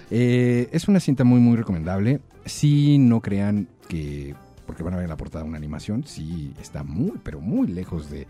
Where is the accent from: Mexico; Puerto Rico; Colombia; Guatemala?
Mexico; northern Mexico; Exacto, exacto. Somos norteños.